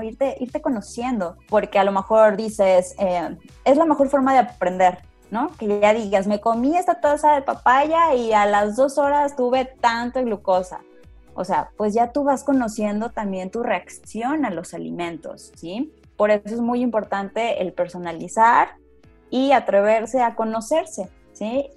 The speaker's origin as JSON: {"language": "Spanish", "region": "San Luis Potosí", "country": "Mexico", "said": "de las regiones aquí de San Luis Potosí, de donde yo soy"}